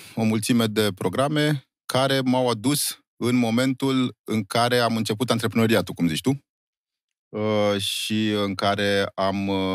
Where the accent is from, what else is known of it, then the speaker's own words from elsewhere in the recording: Romania; doar dacă suntem români nu înseamnă că am furat ceasurile